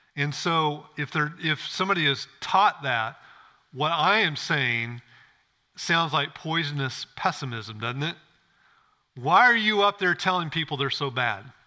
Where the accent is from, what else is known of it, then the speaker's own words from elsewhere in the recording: Illinois, United States; I grew up in Illinois, farm country.